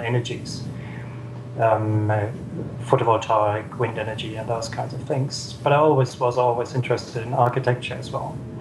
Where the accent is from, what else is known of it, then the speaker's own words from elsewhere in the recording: Southern Germany, Germany; now in Wellington, New Zealand; I'm from Germany, the southern part of Germany